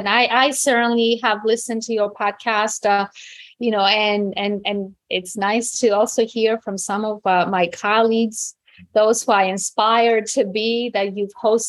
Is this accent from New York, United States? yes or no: yes; New York City, New York, United States; also born or lived in Greece; I grew up in New York City. So my brother's playground were New York City parks. Mm-hmm. I mean, no mountains, no, you know, after we left Greece, we weren't visiting the country for some time or not often.